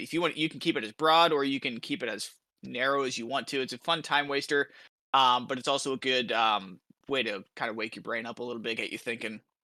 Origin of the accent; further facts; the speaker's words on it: Iowa, United States; now in Kansas, United States; the entirety of my home state, Iowa, my current state, Kansas